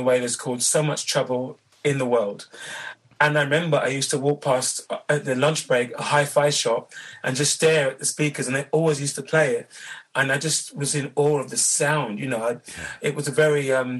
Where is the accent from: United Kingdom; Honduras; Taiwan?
United Kingdom; London; Born and raised in London